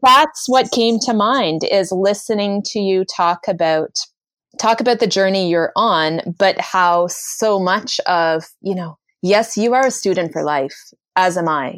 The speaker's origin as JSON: {"language": "English", "country": "Canada", "said": "I'm Canadian, I apologize for everything, it's just what we"}